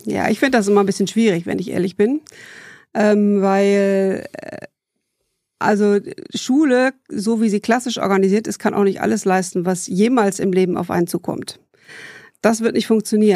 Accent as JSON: {"language": "German", "town": "Bielefeld", "region": "North Rhine-Westphalia", "country": "Germany", "tie": "born or raised there", "also_born_or_lived": "Heidelberg / Dortmund", "said": "Aufgewachsen bin ich äh, in Bielefeld"}